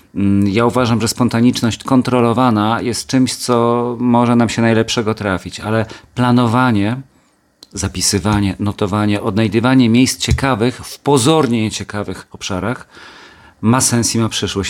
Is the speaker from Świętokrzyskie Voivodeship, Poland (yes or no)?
yes; Kielce, Świętokrzyskie Voivodeship, Poland; moved away; also born or lived in Gliwice / Katowice; Kielce moje rodzinne